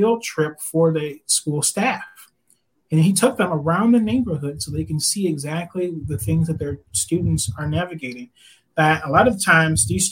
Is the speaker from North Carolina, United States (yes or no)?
no; Detroit, Michigan, United States; I grew up in Detroit